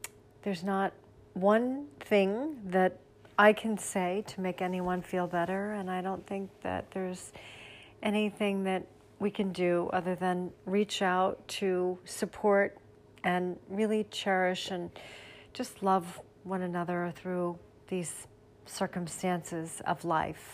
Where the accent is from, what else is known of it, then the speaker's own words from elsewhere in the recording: Sarasota, Florida, United States; my hometown, Sarasota, Florida